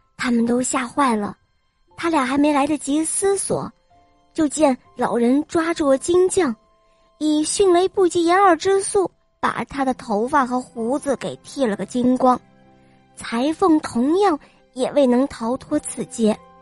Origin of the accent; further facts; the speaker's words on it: Weifang, Shandong, China; 今年五岁了，我来自美丽的风筝都山东潍坊。